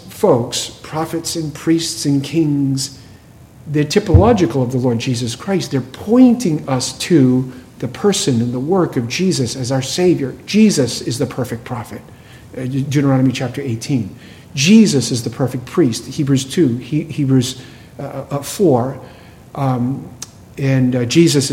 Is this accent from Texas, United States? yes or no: no; New England, Massachusetts, United States; I grew up in New England, Massachusetts, and it was a town which had a lot of Jewish folks